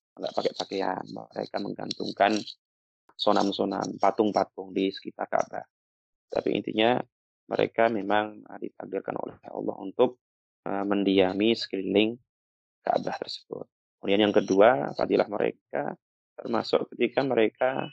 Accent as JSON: {"language": "Indonesian", "region": "Java", "country": "Indonesia", "said": "sebagai anak Jawa"}